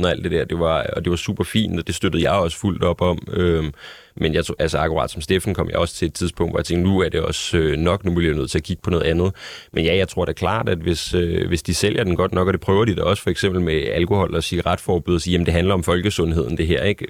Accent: Denmark; jeg er dansker

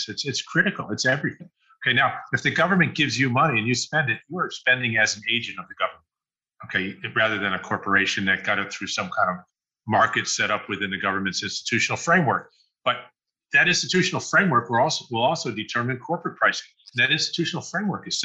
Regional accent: United States; I'm an American here

